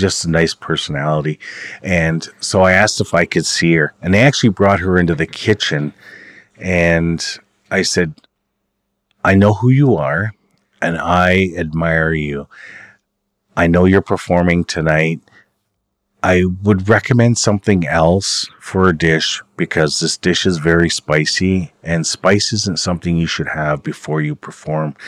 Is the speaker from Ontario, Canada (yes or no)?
yes; Oneida, Ontario, Canada; now in Six Nations of the Grand River, Canada; I'm from Oneida. I live at Six Nations, uh, of the Grand River Territory with my wife.